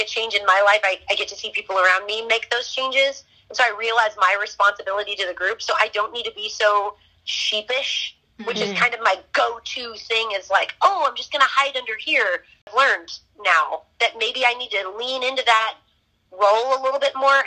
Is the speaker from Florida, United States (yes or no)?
yes; Florida, United States; now in Texas, United States; I'm from Florida, got to Texas quickly.